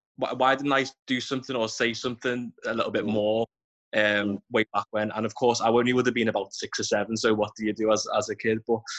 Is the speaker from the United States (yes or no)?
no; Liverpool, North West England, United Kingdom; I grew up in Toxteth and still live here now, which is obviously a very multi racial and diverse community.